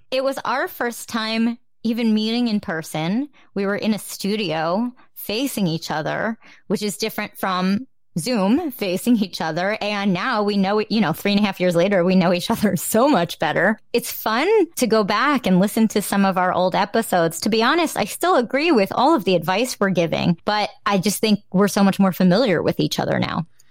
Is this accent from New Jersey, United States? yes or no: yes; New Jersey, United States